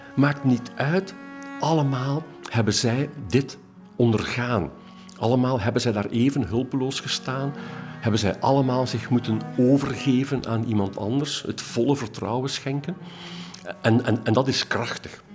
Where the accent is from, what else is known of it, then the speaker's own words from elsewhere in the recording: Ghent, Flanders, Belgium; ik als Gentenaar